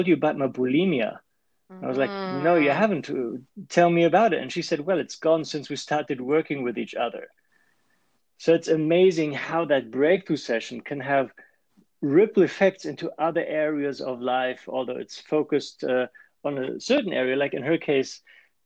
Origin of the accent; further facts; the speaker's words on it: Germany; accent: German; English is a second language; moved away as an adult; also born or lived in Switzerland; now in California, United States; So I started as an engineer in Germany. You might have guessed it from the accent already